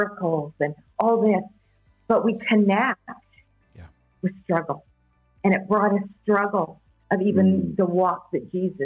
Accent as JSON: {"language": "English", "country": "Canada", "said": "I'm from Canada"}